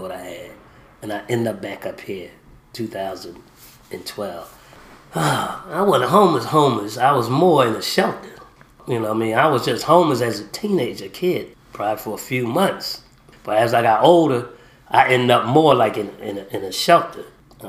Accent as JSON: {"language": "English", "town": "Philadelphia", "region": "Pennsylvania", "country": "United States", "tie": "born or raised there", "also_born_or_lived": "McRae, Georgia", "said": "I was raised up in Philadelphia, Pennsylvania, but I was born in McRae, Georgia"}